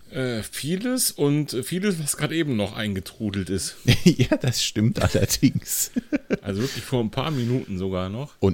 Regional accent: North Rhine-Westphalia, Germany; Ich komme ja aus der Kölner Gegend

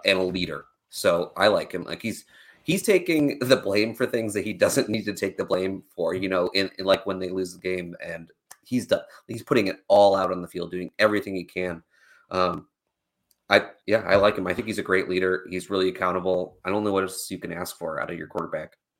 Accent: Northeast Ohio, United States; I am from Ohio

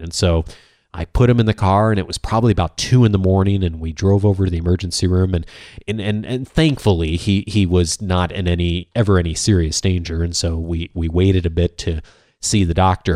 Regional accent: Chicago, Illinois, United States; I grew up in the Midwest, as many of you know, a suburban Chicago

